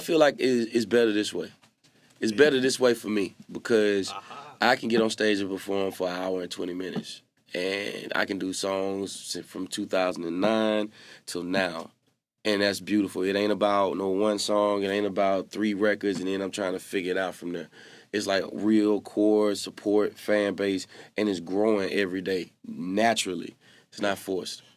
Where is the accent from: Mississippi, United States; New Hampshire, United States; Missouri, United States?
Mississippi, United States; I'm from Mississippi